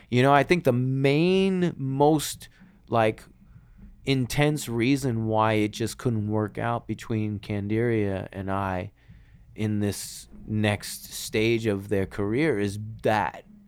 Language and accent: English; New York City, New York, United States; moved away; also born or lived in Los Angeles; We're from New York